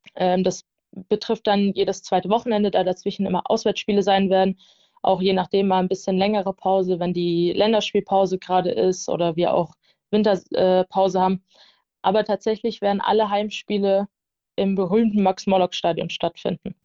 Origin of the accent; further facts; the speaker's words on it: near Darmstadt, Hesse, Germany; now in Nuremberg, Germany; Ich komme ursprünglich aus der Nähe von Darmstadt, das ist in Hessen. Und ja, bin dann damals hierher gezogen